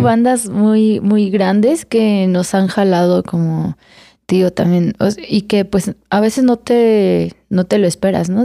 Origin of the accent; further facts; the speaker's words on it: Irapuato, Guanajuato, Mexico; Irapuato, Guanajuato